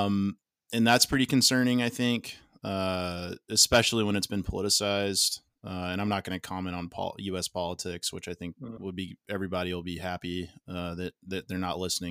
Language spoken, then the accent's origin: English; Texas, United States; I'm a Texan.